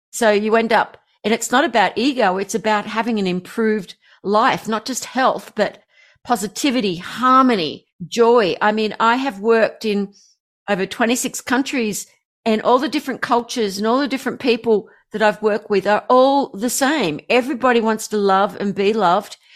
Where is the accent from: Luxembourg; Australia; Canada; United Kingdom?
Australia; I'm an Aussie